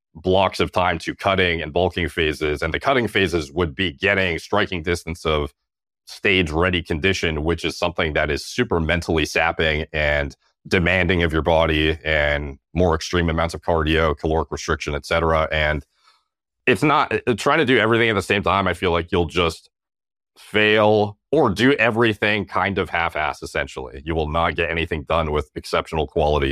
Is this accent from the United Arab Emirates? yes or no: no; Canada; as a Canadian